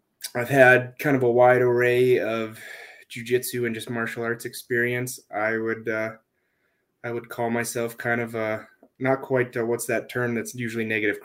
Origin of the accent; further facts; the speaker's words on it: Hazen, North Dakota, United States; moved away; also born or lived in Colorado; I started out in a little powerlifting gym here in Hazen, North Dakota, which is my hometown.